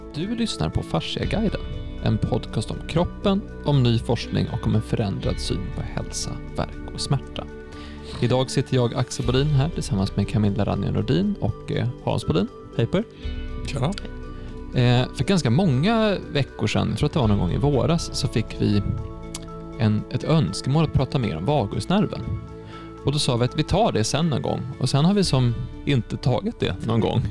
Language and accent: Swedish; Stockholm, Stockholm County, Sweden; also born or lived in Uppsala; jag är ju från Stockholm, har varit mycket i Stockholm